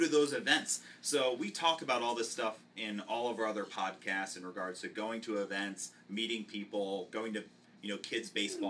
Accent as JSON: {"language": "English", "town": "Tampa", "region": "Florida", "country": "United States", "said": "Yeah, I'm from Tampa too."}